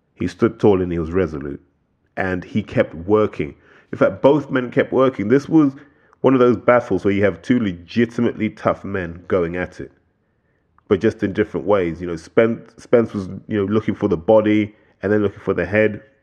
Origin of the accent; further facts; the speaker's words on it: United Kingdom; as British boxing fans